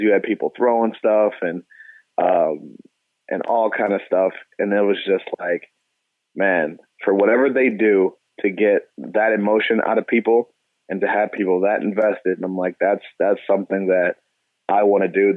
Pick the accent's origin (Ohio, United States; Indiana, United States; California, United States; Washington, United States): Ohio, United States; Cleveland; moved away as an adult; also born or lived in Pittsburgh; now in Houston, United States; I'm a kid from Cleveland, man, so I'm I'm used to snow and ice and you know, dirty slush and gray skies. So that that's what I call home